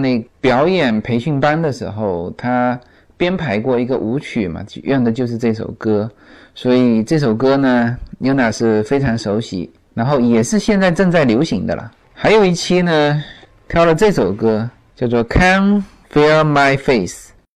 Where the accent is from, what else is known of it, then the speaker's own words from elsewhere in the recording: China; now in United States; 我们中国人发音都很内敛